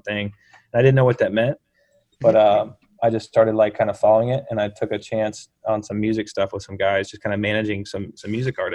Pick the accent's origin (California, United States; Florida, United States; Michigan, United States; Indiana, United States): Indiana, United States; Bloomington; moved away as an adult; also born or lived in Chicago; I'm actually here right now where I grew up. I just moved back here in Bloomington, Indiana.